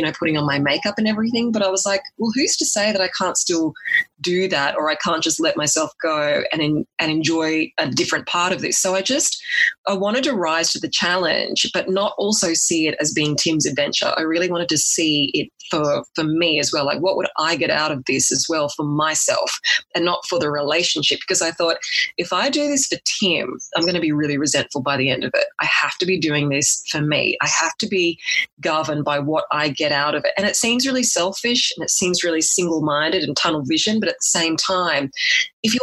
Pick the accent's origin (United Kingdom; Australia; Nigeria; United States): Australia; also born or lived in Sydney; I was a firm city girl, but at the same time, where I came from in my hometown was quite small